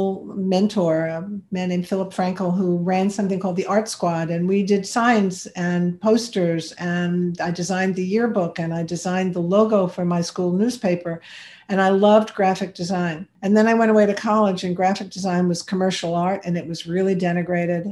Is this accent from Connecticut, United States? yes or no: no; New York, United States; I'm a New Yorker